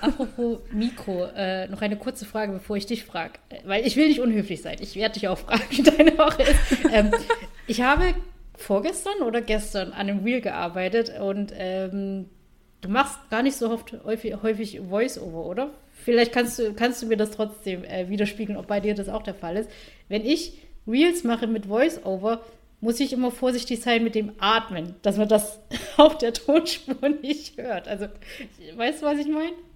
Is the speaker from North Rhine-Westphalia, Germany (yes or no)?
no; Saxony, Germany; accent: Saxon dialect; komme aus Sachsen